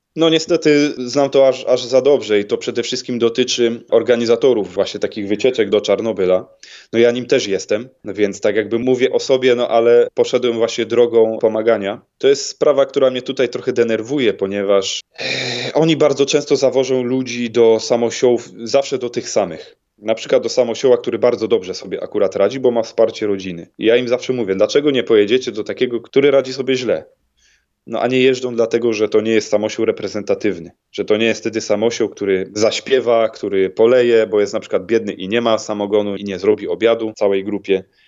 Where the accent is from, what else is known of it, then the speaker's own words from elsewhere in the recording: Ostrów Wielkopolski, Greater Poland, Poland; u siebie w Ostroju Wielkopolskim